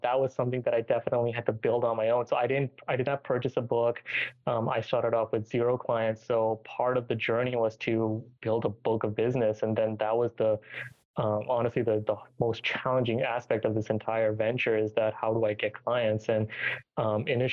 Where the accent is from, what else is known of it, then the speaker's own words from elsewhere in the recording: Richmond, Virginia, United States; also born or lived in Tampa Bay, Florida; transferred back to my hometown to Richmond, Virginia